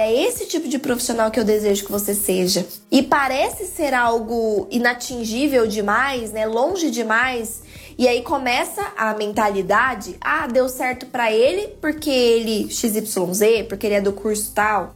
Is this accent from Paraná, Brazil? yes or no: no; Goiás, Brazil; Aqui na minha casa, eu uso, né, gírias aqui do Goiás, aqui da minha terrinha